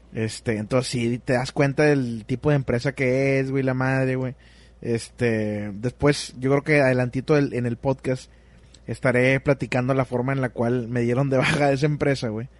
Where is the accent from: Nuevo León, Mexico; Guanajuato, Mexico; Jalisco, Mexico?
Nuevo León, Mexico; Monterrey; como somos de Monterrey, el norte de México